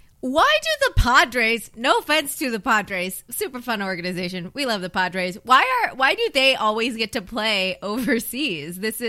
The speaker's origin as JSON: {"language": "English", "region": "Iowa", "country": "United States", "said": "I'm from Iowa."}